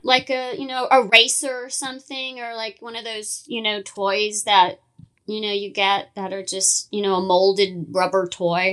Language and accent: English; Los Angeles, California, United States; growing up in Hollywood